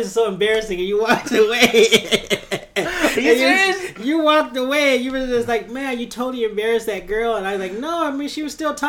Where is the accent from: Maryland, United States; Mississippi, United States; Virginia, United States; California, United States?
California, United States; San Diego; now in Tokyo, Japan; I grew up in San Diego.